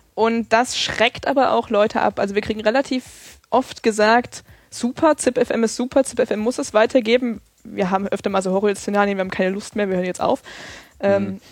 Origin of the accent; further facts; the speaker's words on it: Erfurt, Thuringia, Germany; now in Freiburg, Germany; ich komme aus, eigentlich aus Erfurt